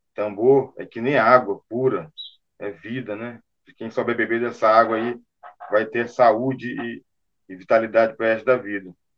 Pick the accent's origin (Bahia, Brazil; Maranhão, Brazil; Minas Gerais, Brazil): Maranhão, Brazil; São Luís; eu sou natural de São Luís do Maranhão.